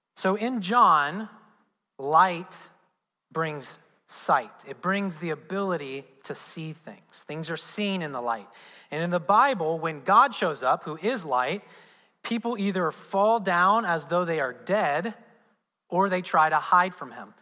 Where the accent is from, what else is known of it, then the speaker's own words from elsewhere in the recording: Southern Indiana, United States; I'm from Southern Indiana